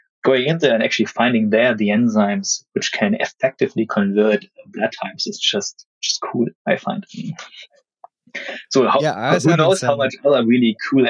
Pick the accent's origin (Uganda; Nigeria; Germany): Germany; moved away as an adult; also born or lived in Vancouver, Canada; I'm originally from Germany